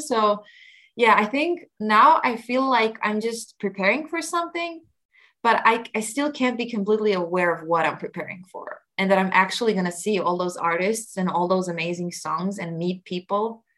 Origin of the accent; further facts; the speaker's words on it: Croatia; our traditional Croatian instrument, tamboritsa